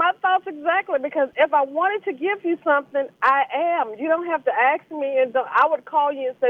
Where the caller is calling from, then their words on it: St. Charles, Louisiana, United States; I'm calling from St. Charles in Lewis.